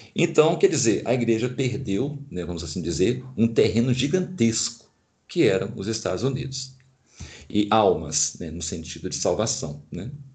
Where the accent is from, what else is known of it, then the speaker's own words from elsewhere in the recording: Brazil; os vícios adquiridos como brasileiros